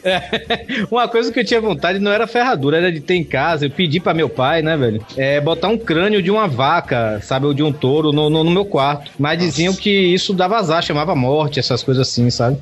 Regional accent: Bahia, Brazil; eu sou baiano

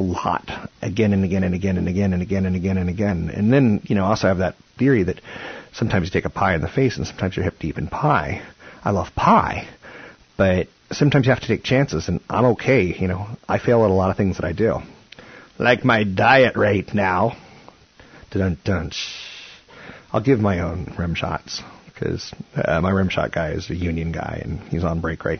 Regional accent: Iowa, United States; And I grew up in Iowa, where my daddy might have been a farmer

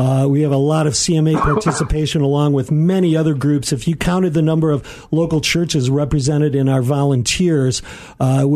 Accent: Aurora, United States; Was born and raised in the Aurora area here

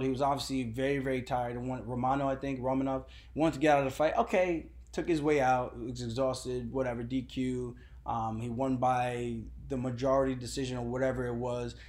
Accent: New York, United States; I'm coming from New York

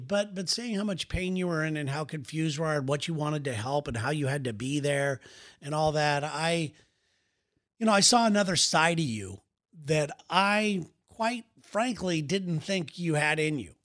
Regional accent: California, United States; we're from California

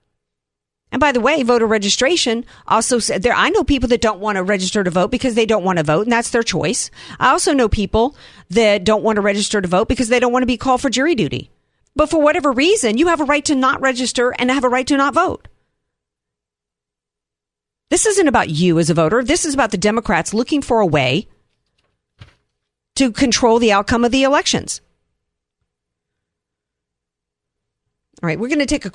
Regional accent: the Gulf Coast, the South, United States; I was from there and grew up in the Gulf Coast

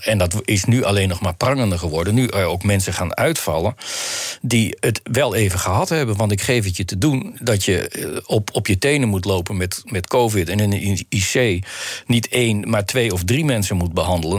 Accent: Netherlands; also born or lived in Belgium; onze Nederlandse manier

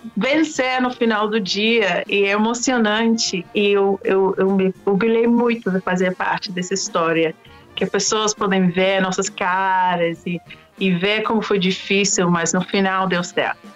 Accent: London, United Kingdom; moved away as an adult; also born or lived in Oxford / Washington, D.C. / Peru; nasci, nasci em Londres, em um bairro super humilde

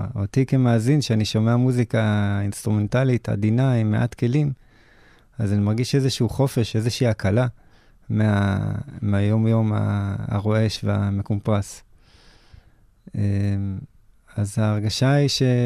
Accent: Israel; ככה גדלנו בארץ

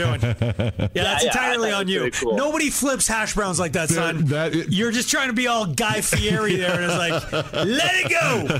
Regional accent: Longmont, Colorado, United States; We grew up in Longmont.

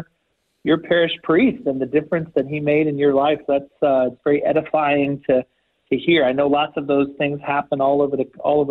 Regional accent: Houston, Texas, United States; I grew up in Houston, Texas, right outside of Houston

